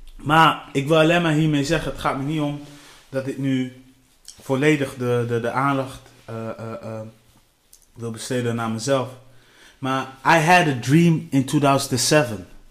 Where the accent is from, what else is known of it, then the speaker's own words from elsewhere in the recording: Delfzijl, Groningen, Netherlands; ik kom uit Delcel